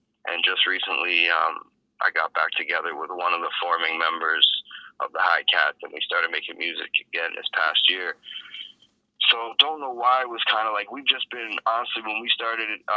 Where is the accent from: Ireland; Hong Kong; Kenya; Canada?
Canada; Hamilton, Ontario; also born or lived in Toronto / Las Vegas; I'm from Hamilton, born and raised. I moved around a lot when I was young, so I spent some time out in Toronto too